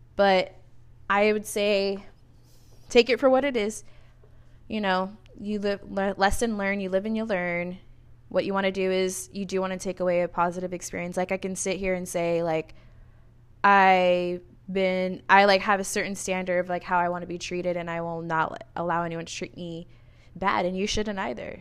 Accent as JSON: {"language": "English", "region": "California", "country": "United States", "moved": "yes", "lives_now": "Arizona, United States", "said": "I'm from California originally"}